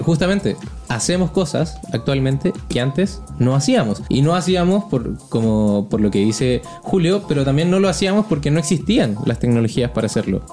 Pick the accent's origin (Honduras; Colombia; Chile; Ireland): Chile; now in Mexico; yo, que soy chileno, extranjero viviendo en México